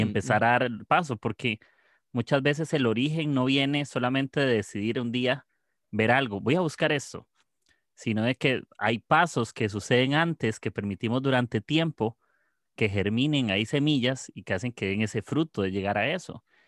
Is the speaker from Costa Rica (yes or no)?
yes; Costa Rica; yo soy de, de Costa Rica.